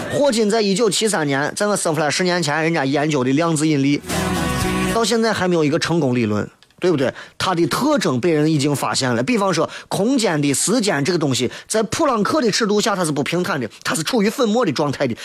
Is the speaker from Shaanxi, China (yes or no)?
yes; Xi'an, Shaanxi, China; 我们西安人都常见的东西